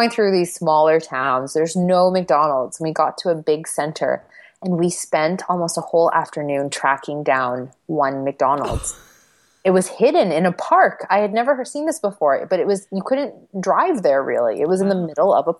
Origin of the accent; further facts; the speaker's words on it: Winnipeg, Manitoba, Canada; moved away as an adult; also born or lived in United States; now in Saskatoon, Canada; I spent most of my childhood in Winnipeg